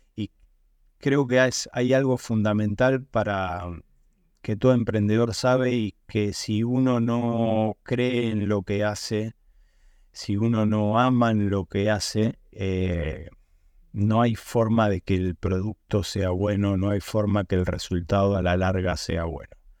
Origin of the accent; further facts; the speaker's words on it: Argentina; moved away; yo soy de Argentina